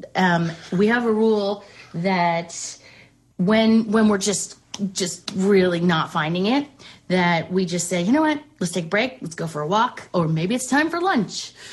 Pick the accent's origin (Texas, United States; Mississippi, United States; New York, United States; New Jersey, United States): New York, United States; Westchester; moved away; also born or lived in Charlotte, North Carolina; I grew up in Westchester